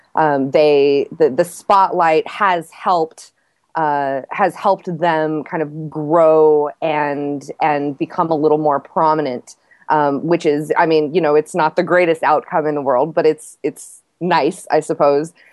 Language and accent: English; Texas, United States; as a Texan